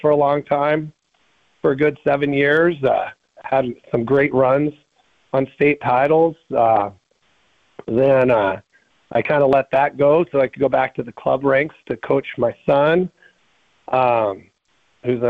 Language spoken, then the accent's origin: English; Helena, Montana, United States; I grew up in Helena, Montana